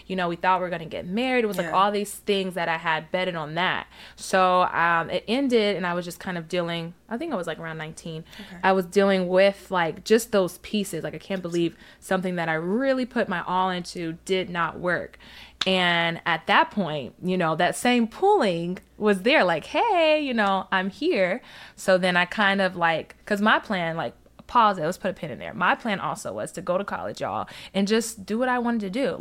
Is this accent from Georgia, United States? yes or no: no; Alabama, United States; grew up in Alabama